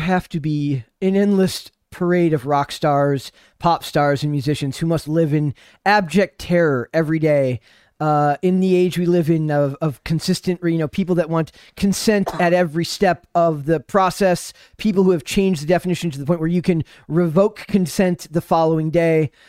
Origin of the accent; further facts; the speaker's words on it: Minnesota, United States; my home state